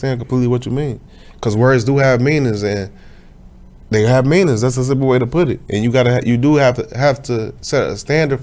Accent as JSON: {"language": "English", "town": "Chicago", "region": "Illinois", "country": "United States", "tie": "born or raised there", "moved": "as an adult", "said": "Growing up in Chicago, I knew one environment"}